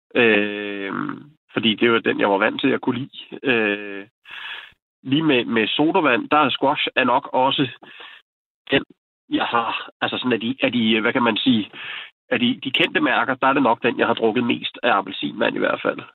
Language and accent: Danish; Glostrup, Capital Region of Denmark, Denmark; moved away; jeg kommer oprindeligt fra Glostrup